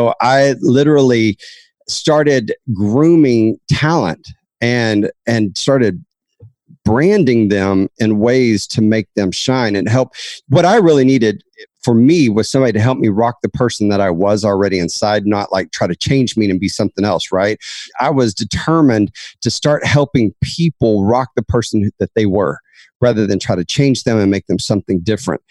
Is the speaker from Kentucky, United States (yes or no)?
no; Dallas, Texas, United States; I was raised in Dallas, Texas